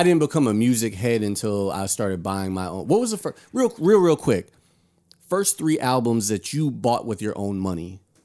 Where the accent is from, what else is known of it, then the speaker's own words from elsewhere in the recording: Hartford, Connecticut, United States; I'm from Hartford, Connecticut